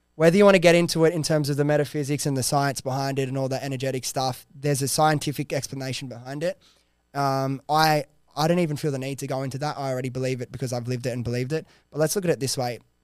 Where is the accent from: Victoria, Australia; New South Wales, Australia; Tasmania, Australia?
New South Wales, Australia; Sydney; I was this kid from Western Sydney